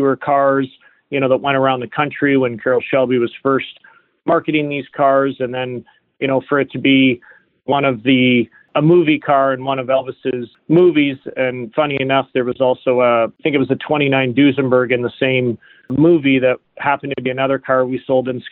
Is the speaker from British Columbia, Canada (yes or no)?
no; Chatham, Ontario, Canada; I'm born and raised in Chatham, Ontario, which is where the company was founded